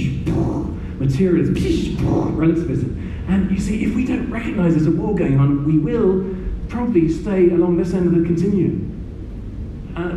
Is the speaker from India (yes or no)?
no; United Kingdom; also born or lived in Burundi; let me speak as a Brit